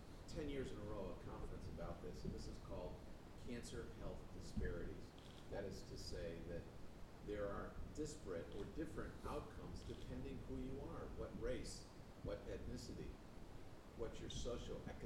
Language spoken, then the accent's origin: English; Buffalo, New York, United States; moved away as an adult; also born or lived in California; I was born and raised in Buffalo, New York